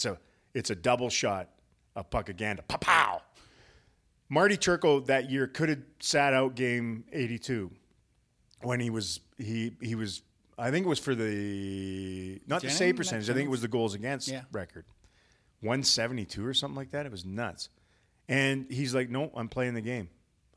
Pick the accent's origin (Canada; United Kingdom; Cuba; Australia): Canada; Western Canada; now in Dallas, United States; I love Western Canadians. I'm from Western Canada.